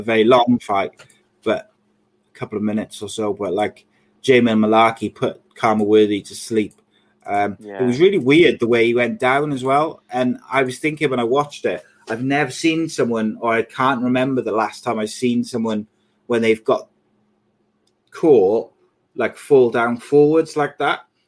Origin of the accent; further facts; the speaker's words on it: Wales, United Kingdom; as a Welshman and a Brit